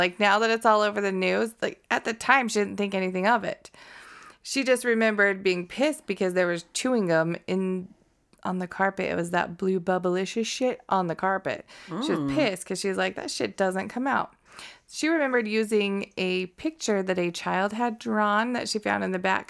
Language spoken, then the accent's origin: English; Connecticut, United States; I am. Dan says I sound like I'm from Connecticut, okay?